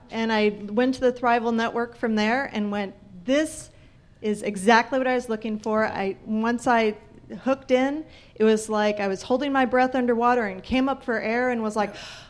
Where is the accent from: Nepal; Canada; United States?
United States; Parker, Colorado; from Parker, Colorado with Catching Clouds.